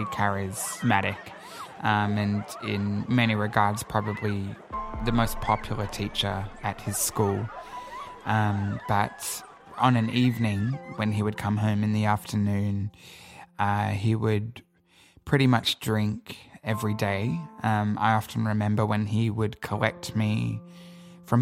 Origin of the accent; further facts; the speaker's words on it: Sydney, New South Wales, Australia; I grew up in Sydney